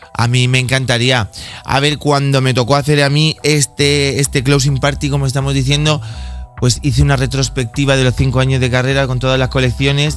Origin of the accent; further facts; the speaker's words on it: Bigastro, Valencian Community, Spain; yo soy de Bigastro, un pueblecito que está muy cerquita de Torrevieja, zona costera, el levante español